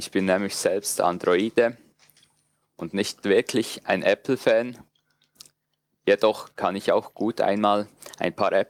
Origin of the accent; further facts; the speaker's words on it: Switzerland; ich komme aus der Schweiz. Ich weiß nicht, ob ich der einzige Hörer aus der Schweiz bin.